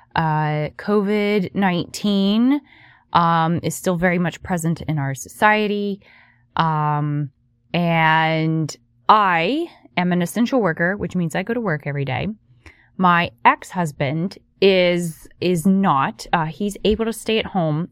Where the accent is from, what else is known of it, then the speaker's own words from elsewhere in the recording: West Virginia, United States; I grew up in West Virginia